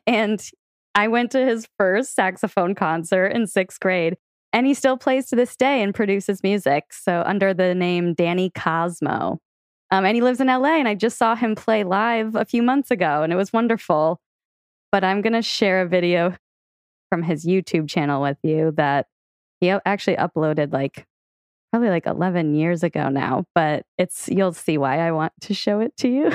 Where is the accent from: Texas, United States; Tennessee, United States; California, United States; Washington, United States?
Washington, United States; Seattle; moved away; we grew up in Seattle together